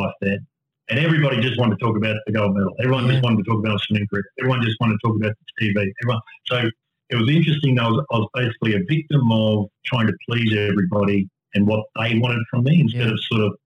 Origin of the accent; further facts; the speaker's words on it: Rockhampton, Queensland, Australia; My family growing up in Rockhampton, we went for funerals and weddings only to church